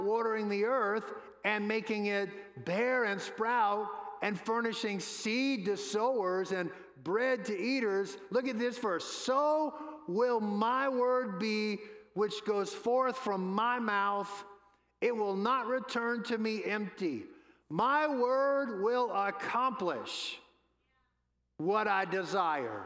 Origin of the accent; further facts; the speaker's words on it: New Orleans, Louisiana, United States; I'm from New Orleans, home of the New Orleans Saints